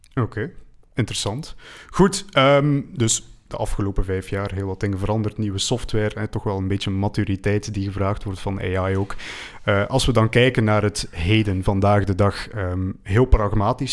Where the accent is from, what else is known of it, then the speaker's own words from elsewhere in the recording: West Flanders, Belgium; ik ben zelf van West-Vlaanderen